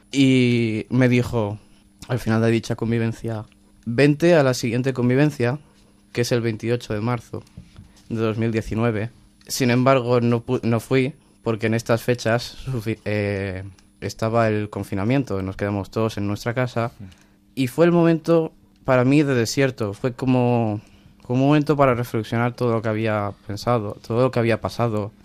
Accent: Alboraya, Valencian Community, Spain; yo soy de, la ciudad de Alboraya, pegada a Valencia

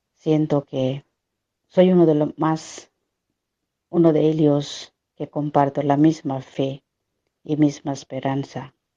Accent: Odisha, India; Spanish is a second language; moved away; yo soy de Orisa

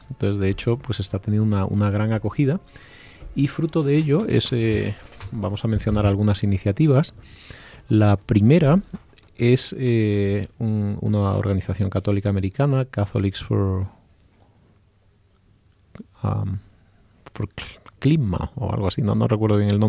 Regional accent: Spain; El resto somos españoles.

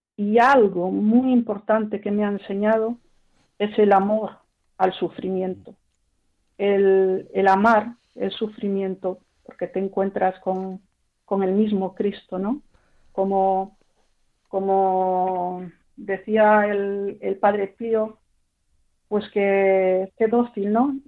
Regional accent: Paris, Île-de-France, France; also born or lived in Spain (parents' origin); Yo nací en París

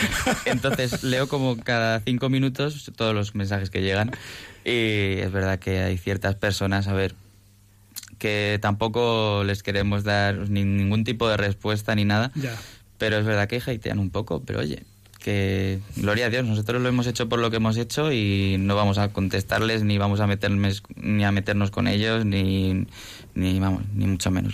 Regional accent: Toledo, Castilla-La Mancha, Spain; now in Madrid, Spain; nací en Madrid, pero me he criado en Toledo. Entonces, sí, soy de Toledo adoptivo

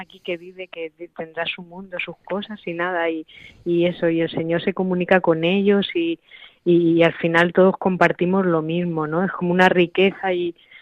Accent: Talavera de la Reina, Castilla-La Mancha, Spain; aquí en mi pueblo, en mi casa, en Talavera

